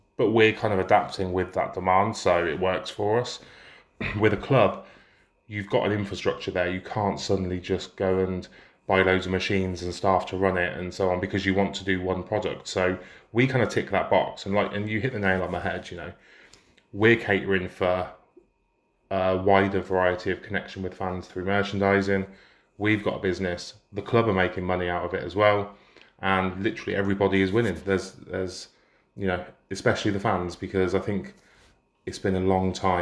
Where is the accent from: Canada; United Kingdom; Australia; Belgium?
United Kingdom; Banbury, South East England; I'm from Banbury, live in Banbury, Banbury born and bred